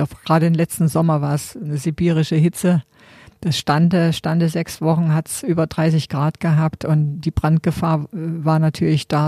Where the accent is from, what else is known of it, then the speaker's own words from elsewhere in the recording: GDR, East Germany, Germany; ich bin ja in der DDR groß geworden und meine Kindheit äh, war immer draußen